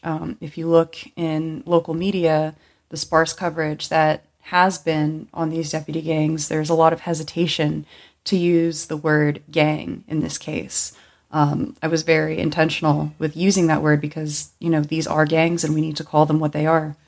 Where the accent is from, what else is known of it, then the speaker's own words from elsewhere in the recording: Los Angeles County, California, United States; I grew up in Los Angeles County, and growing up here